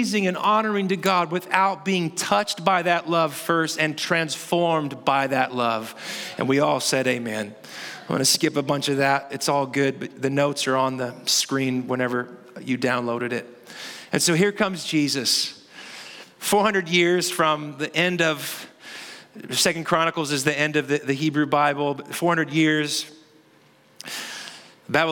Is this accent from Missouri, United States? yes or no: yes; Kansas City, Missouri, United States; I am from Kansas City